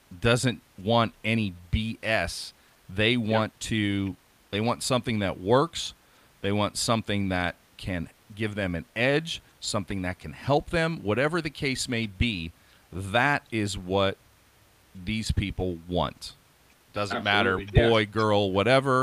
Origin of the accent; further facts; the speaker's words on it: Oregon, United States; here in my home state, which is Oregon